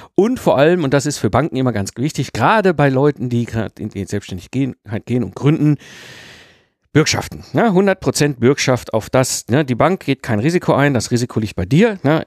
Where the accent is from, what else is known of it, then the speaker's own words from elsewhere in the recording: Ruhr area, North Rhine-Westphalia, Germany; ich bin ja im Ruppert geboren und groß geworden, also so schön zwischen Kohle und Stahl